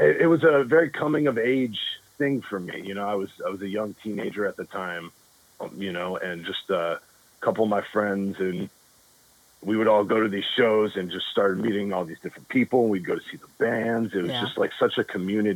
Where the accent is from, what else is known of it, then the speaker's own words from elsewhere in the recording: Richmond, California, United States; I was born and raised in Richmond, okay. California.